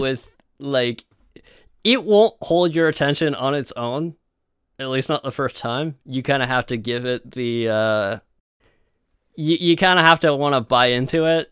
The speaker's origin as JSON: {"language": "English", "country": "Canada", "said": "we are from Canada"}